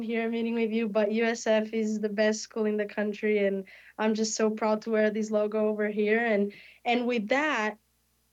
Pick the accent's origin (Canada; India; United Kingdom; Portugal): Portugal; moved away as an adult; now in Tampa, United States; I am a kid from Portugal. I'm 20 years old, and I had never been in America before coming here